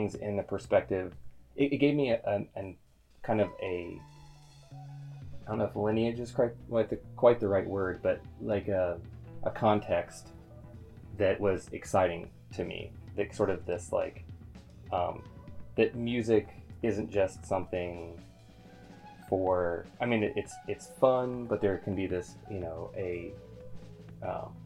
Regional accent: Southern Ohio, United States; I grew up in kind of like Southern Ohio, which is basically Northern Kentucky

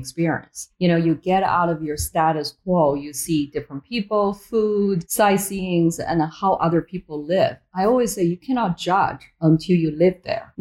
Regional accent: Beijing, China; moved away as an adult; also born or lived in Boston, United States; now in United States; I was born in Beijing, China, very, very different country back then compared to where it is now.

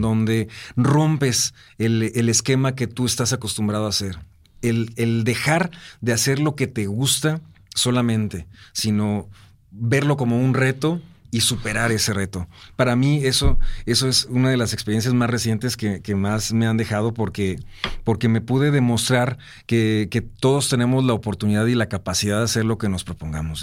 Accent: Monterrey, Nuevo León, Mexico; los regios somos muy, muy así. Nos sentimos, eh, acá súper orgullosos de, de, de nuestra ciudad

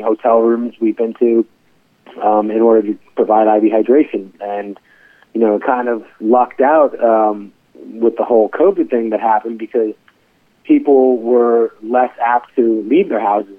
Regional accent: New York, United States; moved away as an adult; now in Baltimore, United States; I'm from New York originally

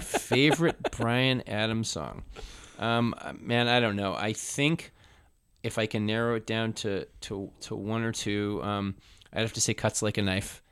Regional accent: Canada; growing up in canada half to two thirds of what we consumed TV

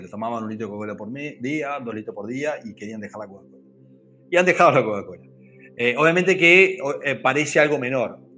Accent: Uruguay; also born or lived in Brazil; Yo soy uruguayo, aunque soy nacido en Brasil, pero, o sea, eh, somos absolutamente rioplatenses. Yo en este momento estoy en Paysandú

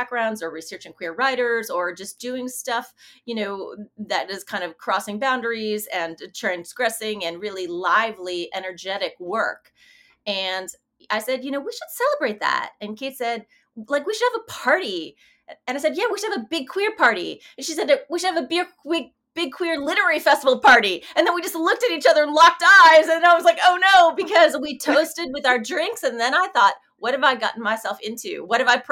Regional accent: Chicago, Illinois, United States; moved away as an adult; also born or lived in Fayetteville, Arkansas; now in Oxford, Mississippi, United States; I'm originally from Chicago

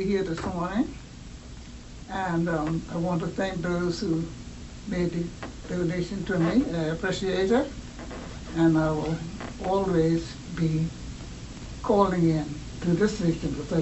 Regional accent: Turks & Caicos Islands; now in Grand Turk, Turks and Caicos Islands; I was born in South Caicos, and I was living here for about 70 years

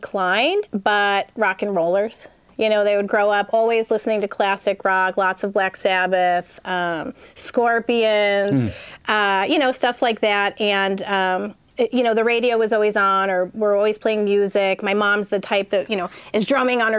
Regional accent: Buffalo, New York, United States; also born or lived in Cattaraugus County, New York / North County, San Diego; now in San Diego, United States; Buffalo, so, New York, born and raised.

